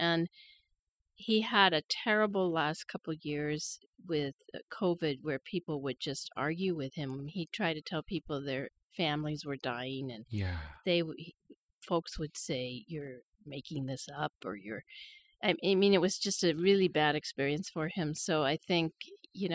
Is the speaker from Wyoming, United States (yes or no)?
yes; Wyoming, United States; now in Idaho, United States; As you know, I grew up in Wyoming, and I went back there to work, and I had a job in government.